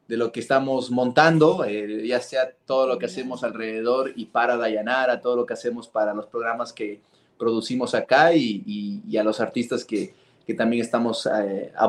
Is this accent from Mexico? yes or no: no; Quito, Pichincha, Ecuador; yo cuando nací, nací en Carapungo, en el momento cuando Carapungo era todavía chiquitito y era pura tierra, hace años, ahorita ya es una ciudad ahí